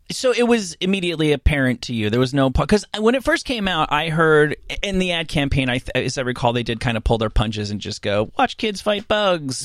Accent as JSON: {"language": "English", "town": "Rutherford", "region": "New Jersey", "country": "United States", "said": "I'm from Rutherford, a little bit further down"}